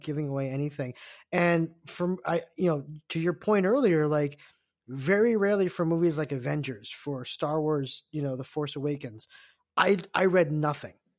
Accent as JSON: {"language": "English", "country": "United States", "said": "I'm Korean American"}